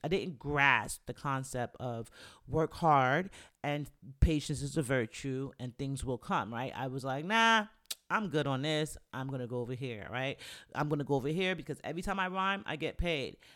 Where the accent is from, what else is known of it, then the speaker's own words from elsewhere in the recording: New York, United States; moved away as an adult; also born or lived in Virginia; I went to school in Virginia, and I'm from New York